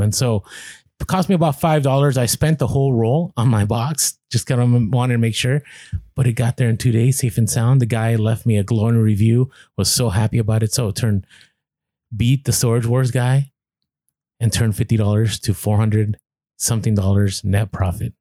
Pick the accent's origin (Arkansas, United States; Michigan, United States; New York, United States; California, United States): California, United States; San Francisco; moved away; I grew up ride in Muni, which Muni is the bus uh the bus company out there